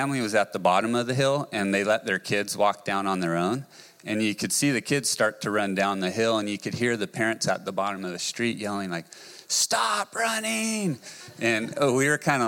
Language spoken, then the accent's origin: English; California, United States; now in Pismo Beach, United States; I grew up, was born and raised in California, a little town called Orchid.